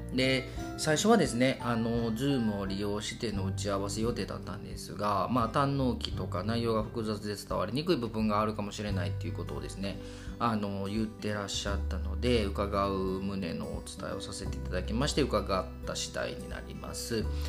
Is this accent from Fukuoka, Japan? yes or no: no; Kobe, Hyogo, Japan; 神戸生まれの神戸育ちの僕たち